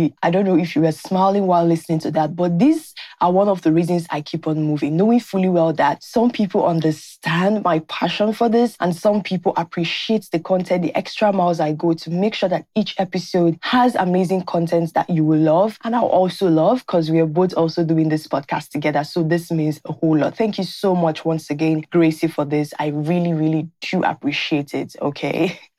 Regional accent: Nigeria; Hello, Viola. … I'm a Nigerian.

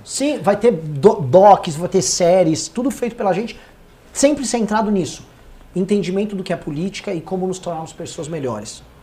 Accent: São Paulo, Brazil; como paulistano

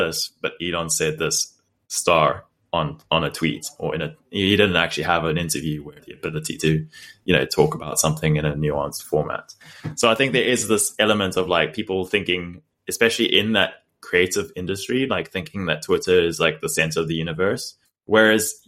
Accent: South Africa; moved away; we grew up in South Africa

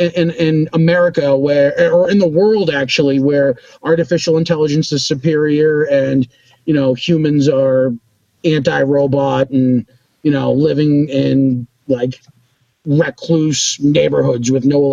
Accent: Boston, Massachusetts, United States; but I'm from Boston. There's not really Western out this way.

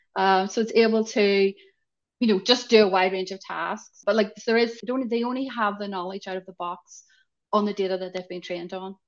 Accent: Northern Ireland, United Kingdom; I'm coming from Ireland, Northern Ireland, tiny

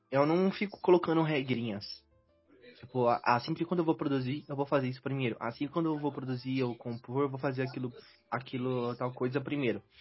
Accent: Northeast Region, Brazil; Eu sou do Nordeste, ele é do Sul.

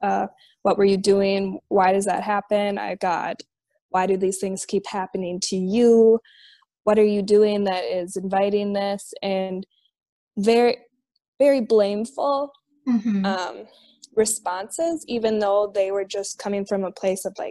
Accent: Minnesota, United States; here in my home state in Minnesota

